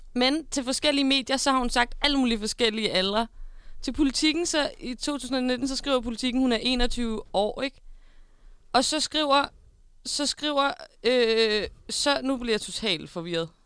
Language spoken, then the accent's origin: Danish; Denmark; det var langt ud på landet, der hvor jeg kommer fra